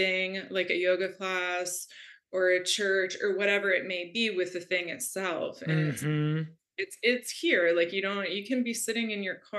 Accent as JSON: {"language": "English", "region": "Florida", "country": "United States", "tie": "born or raised there", "said": "I grew up in Florida in a very conservative Catholic family"}